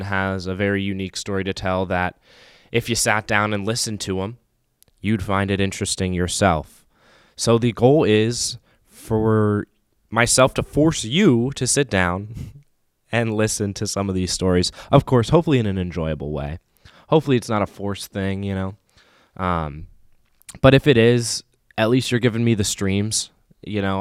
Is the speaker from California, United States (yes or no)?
no; Raleigh, North Carolina, United States; moved away as an adult; now in Saint Paul, United States; Born and raised in Raleigh, North Carolina